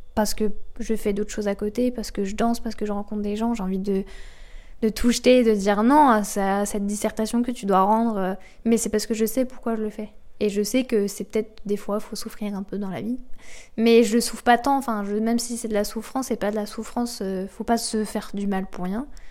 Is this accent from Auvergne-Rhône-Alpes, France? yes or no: no; Normandy, France; j'ai grandi euh, en Normandie, dans une jolie maison de campagne